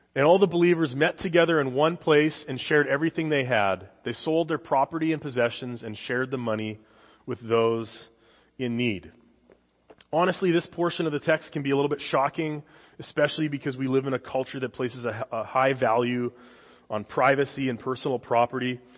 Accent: Saskatchewan, Canada; moved away; I came from Canada. I'm a dual citizen now, but I came from Canada.

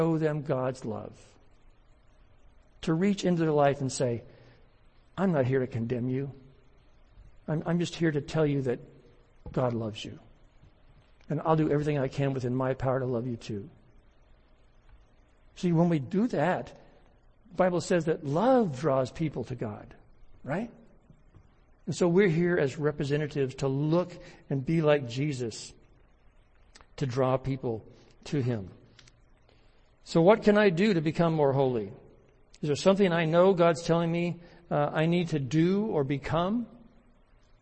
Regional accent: United States; I'm an American

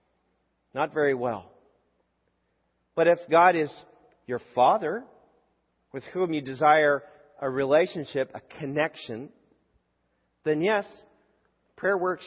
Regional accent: Canada; I grew up in Canada and I grew up in a public school

